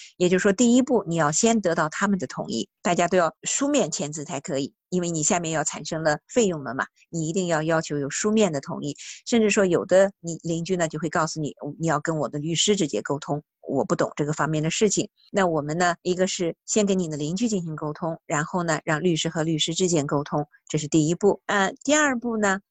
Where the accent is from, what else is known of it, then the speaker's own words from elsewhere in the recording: northern China, China; now in New Zealand; 我是北方人，所以饭量也比较大